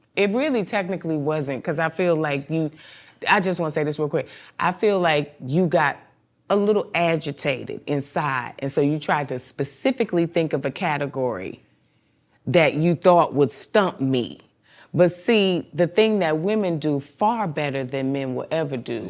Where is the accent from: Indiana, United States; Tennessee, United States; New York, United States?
New York, United States; Mount Vernon; also born or lived in Bronx, New York; I'm from mon-, money earning Mount Vernon